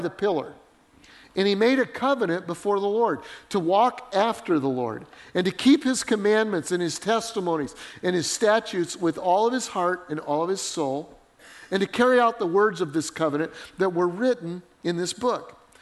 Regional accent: Colorado, United States; I grew up in Colorado.

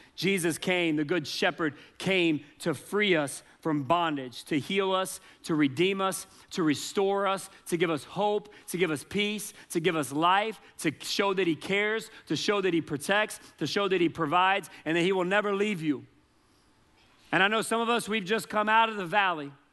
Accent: Charleston, United States; moved away as an adult; now in Colorado, United States; I was born in Charleston, and God led us to, to move to Colorado

